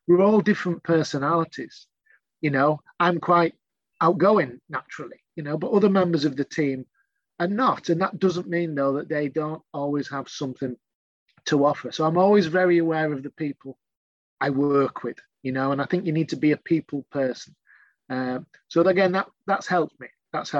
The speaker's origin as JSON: {"language": "English", "region": "Yorkshire and the Humber", "country": "United Kingdom", "said": "I'm a Yorkshireman"}